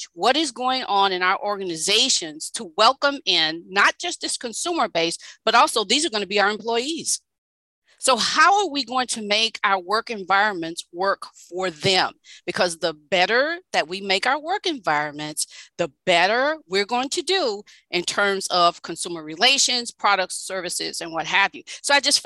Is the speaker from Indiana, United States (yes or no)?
no; Louisiana, United States; grew up in the South, and equity, diversity, and inclusion was just not a thing that was occurring there in Louisiana